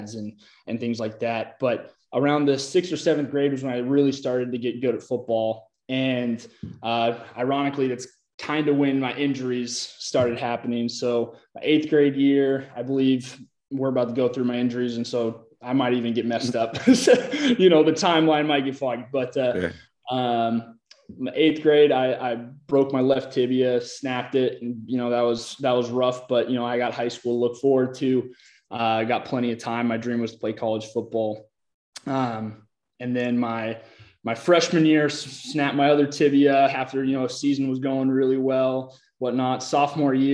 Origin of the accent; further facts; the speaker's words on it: Olympia, Washington, United States; also born or lived in Iowa; now in Austin, United States; I originally grew up in Olympia, Washington